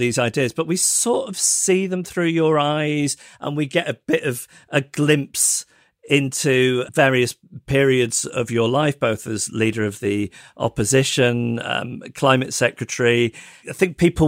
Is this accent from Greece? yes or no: no; Macclesfield, North West England, United Kingdom; growing up in Macclesfield